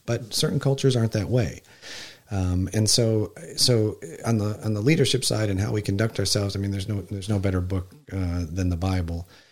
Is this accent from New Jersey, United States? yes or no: no; Wisconsin, United States; also born or lived in Texas; I spent the majority of my growing up life, uh, in Wisconsin